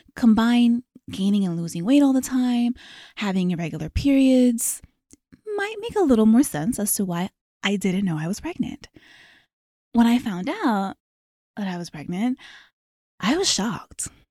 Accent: Maryland, United States; moved away as an adult; also born or lived in Los Angeles; I was born and raised in Maryland.

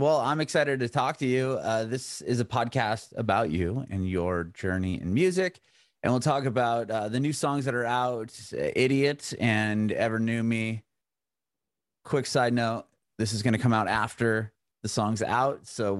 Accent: Southern California, United States; moved away as an adult; also born or lived in San Ramon, California / Walnut Creek, California; I'm from Southern California. I don't live there now, but I'm born and raised California up until about a year ago.

